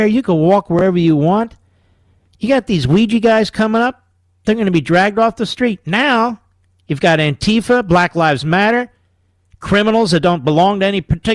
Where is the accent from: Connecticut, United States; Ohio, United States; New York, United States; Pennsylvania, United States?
Pennsylvania, United States; Philadelphia; as a Philadelphian